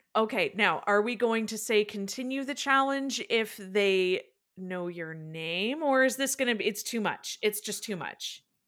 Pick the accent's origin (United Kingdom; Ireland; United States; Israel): Ireland; I'm Irish